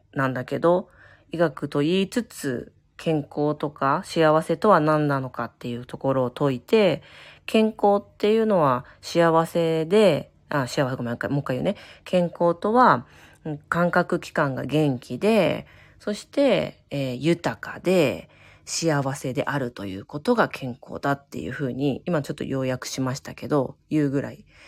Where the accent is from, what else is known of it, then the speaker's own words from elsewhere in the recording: Chiba, Japan; moved away; 私、千葉県民なんですけど、元、出身がね